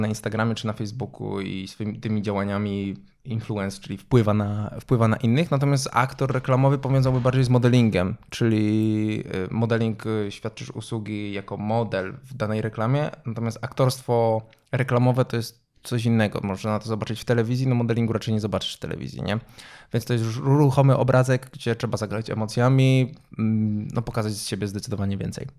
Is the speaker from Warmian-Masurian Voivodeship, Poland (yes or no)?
no; Dębica, Subcarpathian Voivodeship, Poland; ja pochodzę z Dębicy.